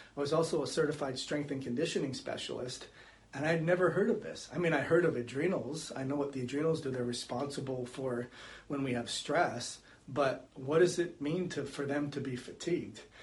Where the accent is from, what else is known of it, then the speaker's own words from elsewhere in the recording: Canada; moved away as an adult; also born or lived in California; now in Florida, United States; I grew up in Canada and I moved to California, and then we decided to reside in Florida